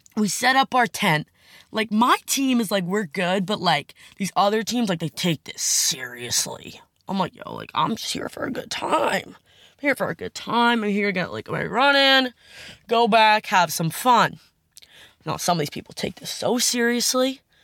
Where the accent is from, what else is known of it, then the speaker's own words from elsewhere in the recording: Long Island, New York, United States; I'm from Long Island